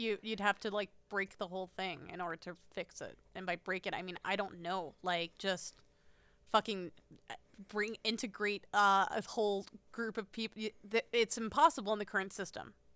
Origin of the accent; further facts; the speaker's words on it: United States; the answer is America